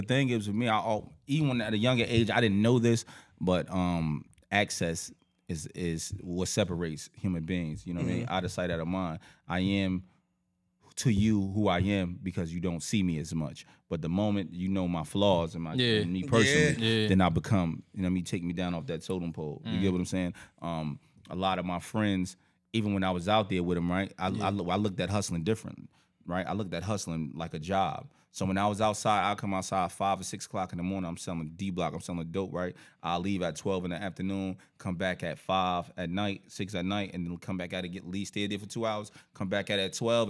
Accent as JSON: {"language": "English", "town": "Irvington", "region": "New Jersey", "country": "United States", "tie": "born or raised there", "also_born_or_lived": "Newark, New Jersey / Texas", "said": "growing up on Ellis and Hopkins, it's a rare thing because, you know, when you younger, coming up where we from, it's called Ellis Island."}